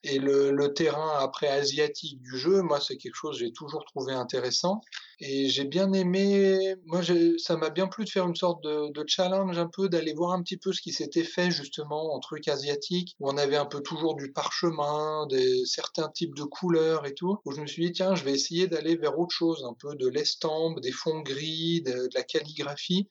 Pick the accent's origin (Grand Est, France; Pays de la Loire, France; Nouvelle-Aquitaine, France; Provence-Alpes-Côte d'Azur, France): Provence-Alpes-Côte d'Azur, France; j'ai passé mon enfance en Provence